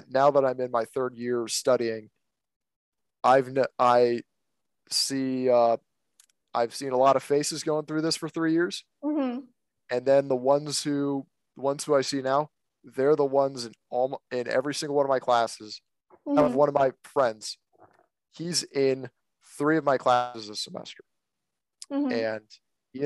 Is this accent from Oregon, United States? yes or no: no; Virginia, United States; I'm an American, obviously. I live here in Virginia.